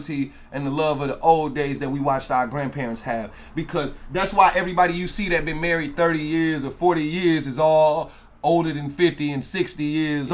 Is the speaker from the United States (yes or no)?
yes; United States; as American people